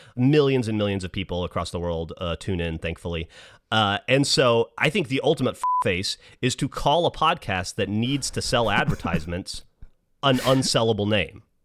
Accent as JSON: {"language": "English", "region": "Alabama", "country": "United States", "said": "I'm from Alabama"}